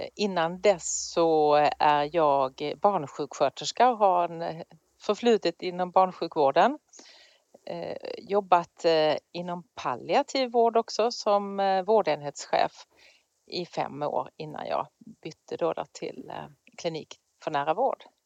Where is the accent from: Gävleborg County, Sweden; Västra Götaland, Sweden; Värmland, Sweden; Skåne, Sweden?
Skåne, Sweden; moved away; där har jag jobbat men då i Skåne där jag kommer ifrån.